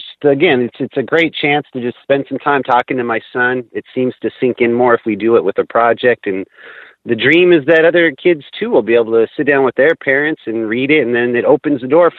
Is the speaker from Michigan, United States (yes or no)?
no; Washington, United States; also born or lived in Sacramento / North Dakota; now in Minneapolis, United States; I grew up in Washington near the coast